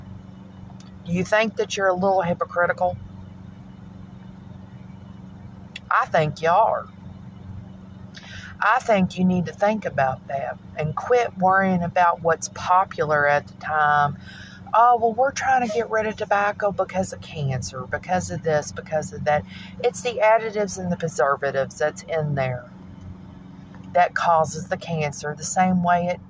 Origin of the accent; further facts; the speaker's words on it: Kentucky, United States; Kentucky is tobacco land. It's what we